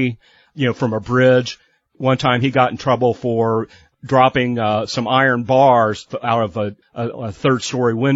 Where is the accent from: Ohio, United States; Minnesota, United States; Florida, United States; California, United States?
Ohio, United States; Hamilton; born or raised there